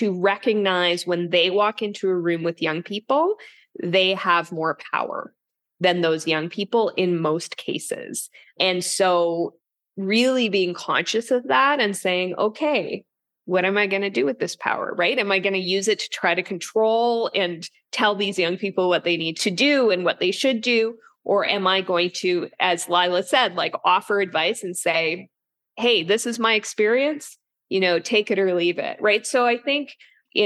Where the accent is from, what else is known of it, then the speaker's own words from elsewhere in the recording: Yukon, Canada; now in Toronto, Canada; I grew up in the Yukon, which is basically beside Alaska. And so I'm also jealous as I'm in the Eastern Canada now